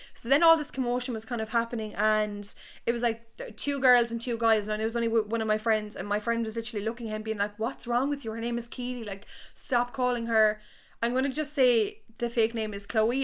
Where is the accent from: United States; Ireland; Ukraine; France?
Ireland; Tipperary, Munster; I'm from Tipperary town